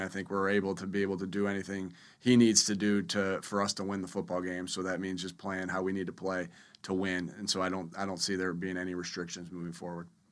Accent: Jamestown, New York, United States; moved away; I grew up in the Northeast over there in Jamestown, New York

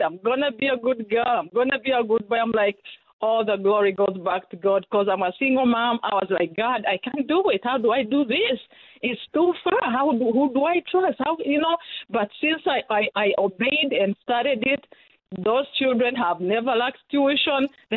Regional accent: Uganda; now in Naperville, United States; I come from Uganda

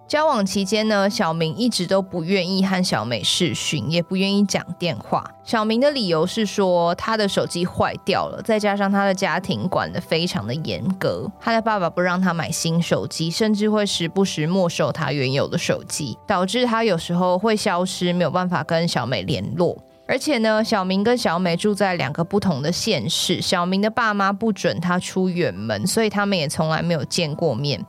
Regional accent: Taiwan; 那一天出船的那个团就只有我一个台湾人

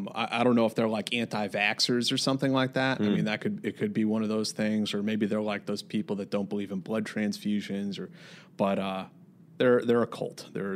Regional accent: Sleepy Hollow, New York, United States; They have a compound of some kind not far from where I grew up in Tarrytown in Sleepy Hollow, New York.

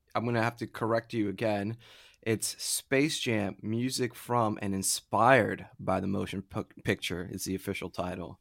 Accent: Florida, United States; I'm from Florida

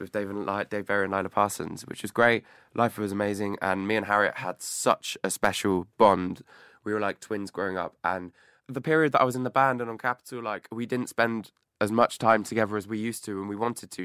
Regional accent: Clevedon, South West England, United Kingdom; moved away as an adult; now in London, United Kingdom; Clevedon, of Bristol, mm-hmm. my hometown

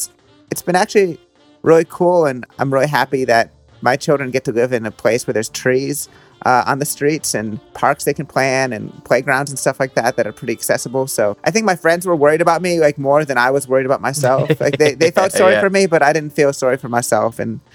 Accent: Philadelphia, Pennsylvania, United States; also born or lived in Brooklyn; now in New Jersey, United States; I grew up in like outside Philadelphia

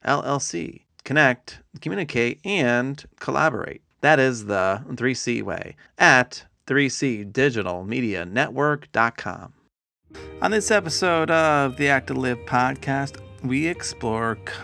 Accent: New York, United States; moved away; where I grew up in New York.

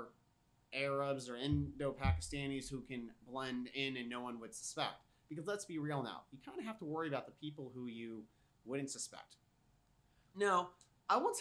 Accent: United States; I'm an American

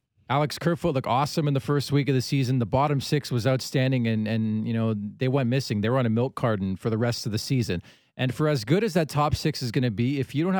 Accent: Canada; as a Canadian

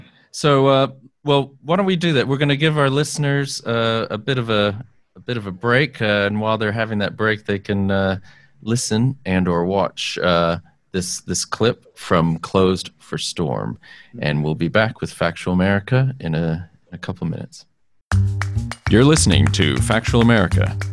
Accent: Texas, United States; I grew up in Texas

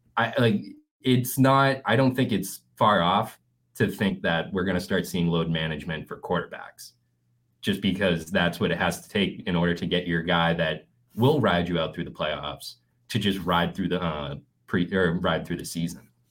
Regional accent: New England, United States; growing up in New England.

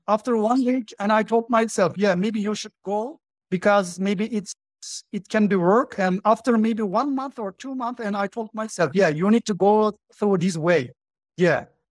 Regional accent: Turkey; English is a second language; I'm from Turkey, as you mentioned, and uh, right now I live in Turkey. I live in Ankara, the capital of Turkey

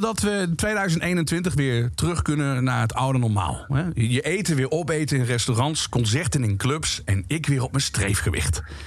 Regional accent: Limburg, Netherlands; Dus ik ben geboren en getogen in Limburg, de provincie van lekker eten en lekker drinken. Dat hoor je niet misschien

